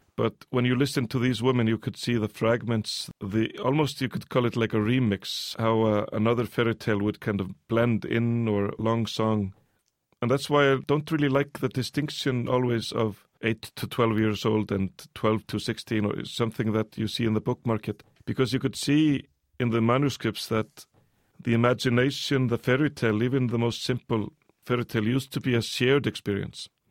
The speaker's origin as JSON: {"language": "English", "country": "Iceland", "tie": "born or raised there", "also_born_or_lived": "United States", "said": "I came to Iceland also with maybe a fresh set of eyes"}